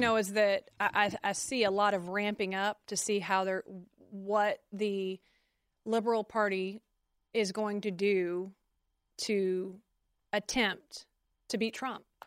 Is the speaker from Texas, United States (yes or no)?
yes; Conroe, Texas, United States; I'm from Conroe